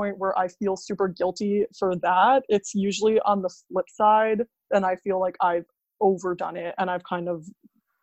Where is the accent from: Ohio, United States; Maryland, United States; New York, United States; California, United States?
New York, United States; I'm from New York